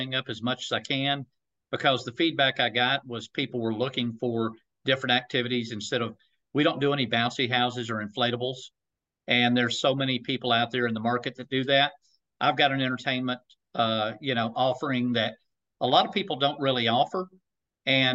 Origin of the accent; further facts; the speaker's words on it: Chattanooga, Tennessee, United States; I was born and raised in Chattanooga